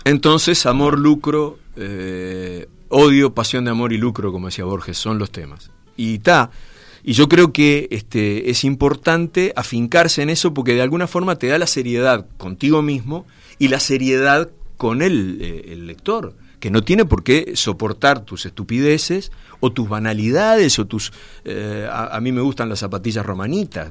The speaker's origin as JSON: {"language": "Spanish", "region": "Montevideo", "country": "Uruguay", "said": "el barrio Gracia Oriental, de donde soy yo"}